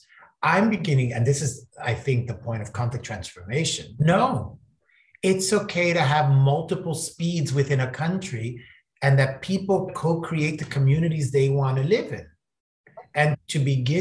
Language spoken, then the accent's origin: English; Florida, United States; moved away; I'm originally from Florida, when I was a kid